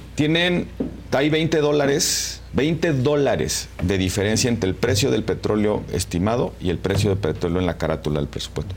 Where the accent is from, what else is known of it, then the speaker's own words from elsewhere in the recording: Mexico; como mexicano